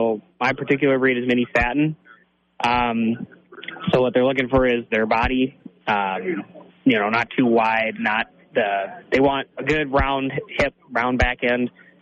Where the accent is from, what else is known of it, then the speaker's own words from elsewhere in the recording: Vesa, Minnesota, United States; I'm from Vesa, Minnesota.